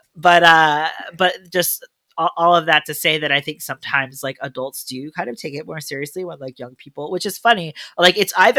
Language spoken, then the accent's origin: English; United States; now in Montreal, Canada; As an American